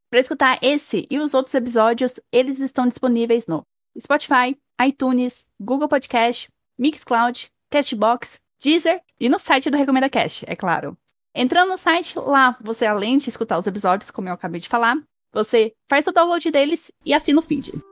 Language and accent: Portuguese; Brazil